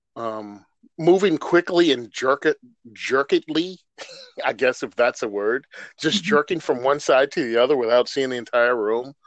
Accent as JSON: {"language": "English", "region": "Virginia", "country": "United States", "tie": "born or raised there", "said": "I'm from Virginia. I born and raised."}